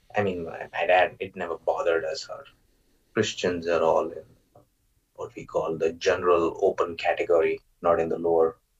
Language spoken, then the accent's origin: English; Maharashtra, India; first language Marathi; English is a second language; moved away as an adult; now in United States; I grew up in uh, Maharashtra